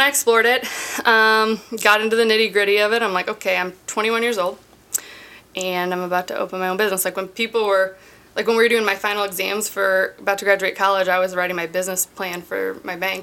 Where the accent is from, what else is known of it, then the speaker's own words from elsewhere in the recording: Columbia, United States; Born and raised in Columbia.